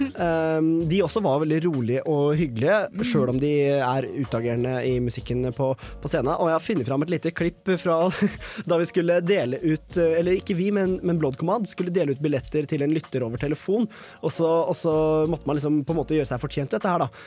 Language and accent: Norwegian; Kongsvinger, Innlandet, Norway; moved away; drar jeg hjem til Kongsvinger, der jeg er fra